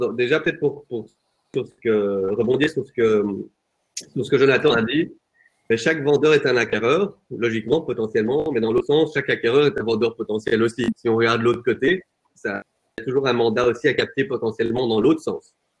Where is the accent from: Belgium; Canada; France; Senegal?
Belgium; Flanders; moved away as an adult; now in Brussels, Belgium; Je suis flamand à la base